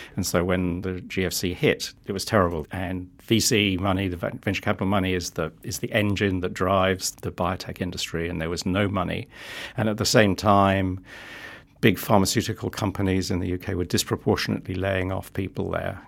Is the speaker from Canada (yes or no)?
no; London, United Kingdom; moved away as an adult; also born or lived in Netherlands / United States; now in New Zealand; I start life in London, born and bred in London.